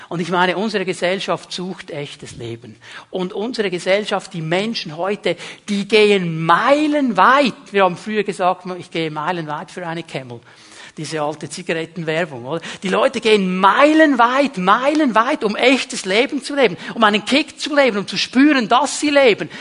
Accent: Switzerland; wir sind Schweizer, wir sind Westler

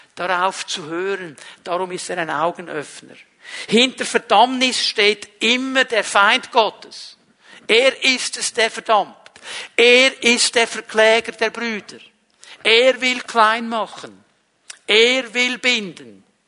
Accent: Switzerland; ich bin nicht Deutscher, ich bin Schweizer

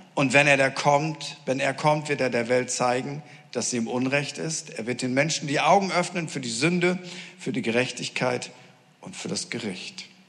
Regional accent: Northern Germany, Germany; ich komme aus Norddeutschland

